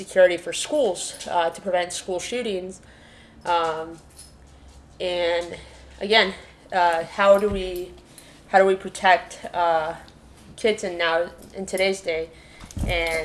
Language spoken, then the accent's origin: English; Peru; moved away; I was born in Peru during a time where there was political instability, and that made it so my grandma actually had to take care of me.